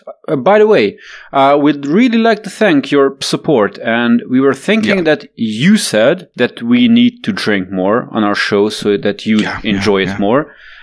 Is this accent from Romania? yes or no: yes; Romania; English is a second language; moved away as an adult; growing up in Romania as a Hungarian